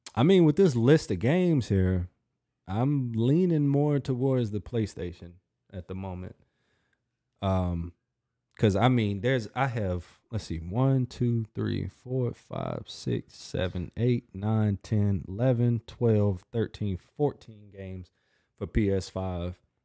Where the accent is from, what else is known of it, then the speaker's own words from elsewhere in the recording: United States; I'm an American too